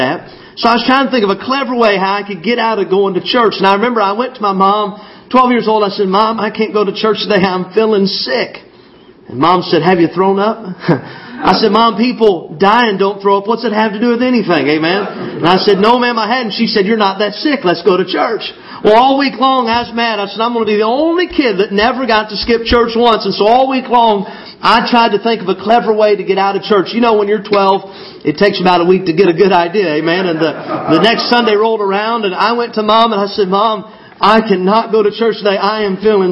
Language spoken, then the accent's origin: English; Arkansas, United States; also born or lived in Illinois; I was born in Illinois, but we moved to Arkansas when I was about 8 years old